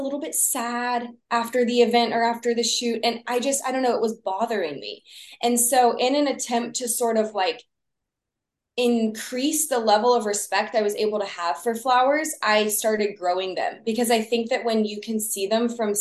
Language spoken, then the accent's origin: English; Texas, United States; I grew up in Texas